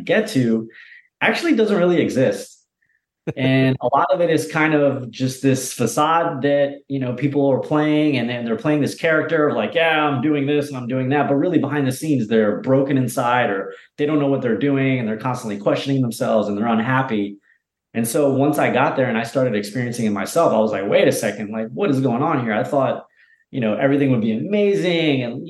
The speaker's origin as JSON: {"language": "English", "region": "Delaware", "country": "United States", "tie": "born or raised there", "also_born_or_lived": "New York City / Venice, Los Angeles / Bali", "moved": "as an adult", "said": "I grew up in Delaware, a couple hours south of New York City"}